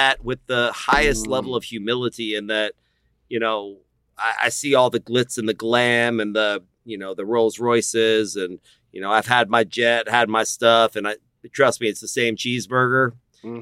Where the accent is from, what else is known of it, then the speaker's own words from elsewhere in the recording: Austin, Texas, United States; I was born here in Austin, Texas